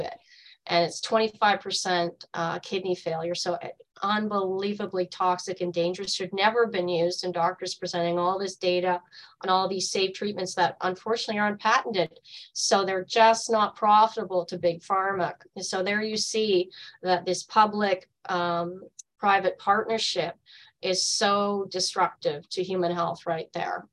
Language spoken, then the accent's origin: English; Canada; our own country